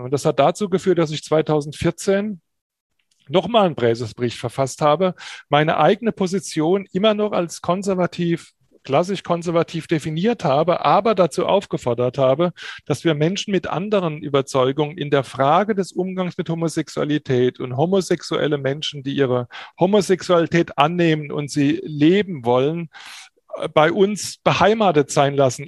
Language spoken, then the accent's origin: German; Pirmasens, Rhineland-Palatinate, Germany; also born or lived in Kassel; now in Germersheim, Germany; 1962 geboren in Pirmasens in der schönen Pfalz, in der Westpfalz. Äh, dort habe ich meine Jugendsozialisation gebracht, verbracht